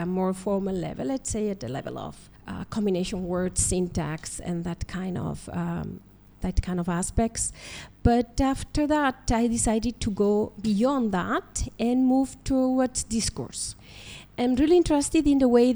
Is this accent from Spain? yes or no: yes; Spain; also born or lived in Colombo, Sri Lanka; I come from Spain, from the University of Granada